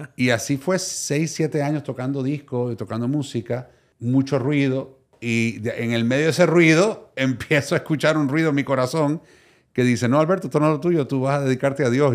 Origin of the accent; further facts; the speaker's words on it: Miami, Florida, United States; first language Spanish; also born or lived in Puerto Rico; Nací en Puerto Rico, criado en Miami.